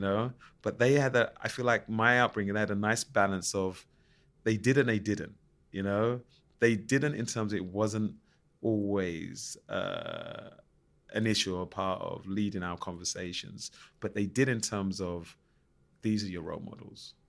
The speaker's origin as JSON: {"language": "English", "region": "London", "country": "United Kingdom", "tie": "born or raised there", "said": "I grew up in Plasto and then you know, ten minutes down the road, you got Canning Town."}